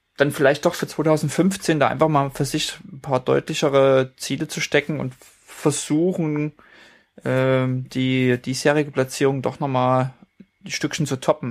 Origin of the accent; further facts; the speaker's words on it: Leipzig, Saxony, Germany; moved away; weil es in meiner alten Heimat äh, stattfindet, auf dem Schirm habe, sind die äh, Neuseen Classics in Leipzig